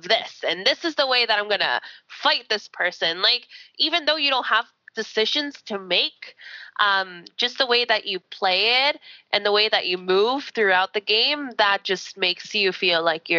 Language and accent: English; Canada; because I'm Canadian.